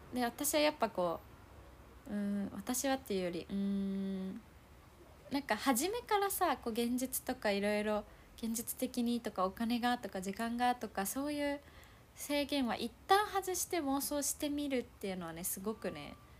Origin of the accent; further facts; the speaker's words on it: Naha, Okinawa, Japan; 私は那覇だから、まあ、海はそばにあるんだけど